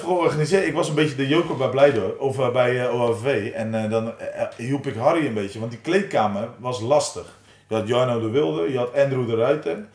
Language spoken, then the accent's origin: Dutch; Oudenhoorn, South Holland, Netherlands; also born or lived in Nieuwenhoorn; het dorpje waar ik vandaan kom, uh, Oude Horen, OFV